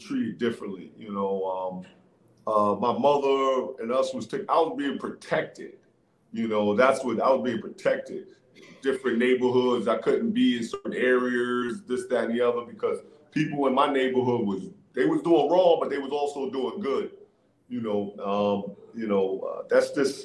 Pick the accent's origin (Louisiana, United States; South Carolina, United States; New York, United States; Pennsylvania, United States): New York, United States; New York City; That's where I learned the game, man. On the playgrounds, the streets of New York City is tough